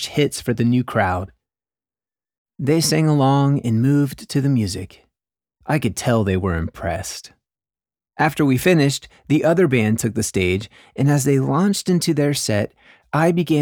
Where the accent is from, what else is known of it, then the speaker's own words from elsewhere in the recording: the South, United States; At a Southern Baptist church in the South during the 90s